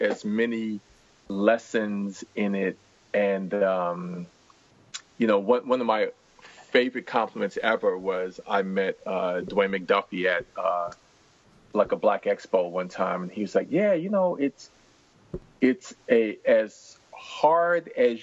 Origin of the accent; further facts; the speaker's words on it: New York City, New York, United States; a reluctant reader growing up in Washington Heights, New York.